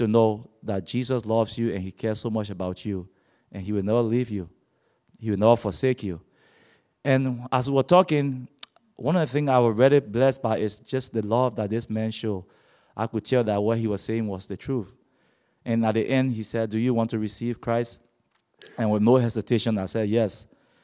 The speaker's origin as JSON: {"language": "English", "country": "Liberia", "also_born_or_lived": "Monrovia, Liberia", "said": "I come from Liberia, which is located on the west coast of Africa. I was born blind and was raised in a Muslim family"}